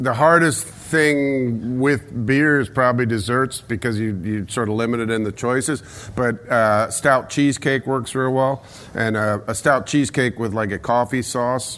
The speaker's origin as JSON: {"language": "English", "town": "Philadelphia", "region": "Pennsylvania", "country": "United States", "said": "I'm from Philadelphia."}